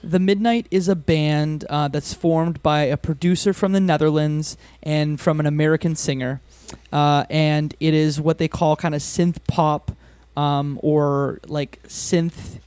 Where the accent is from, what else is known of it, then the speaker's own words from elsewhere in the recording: Windsor, Ontario, Canada; I grew up in Windsor, Ontario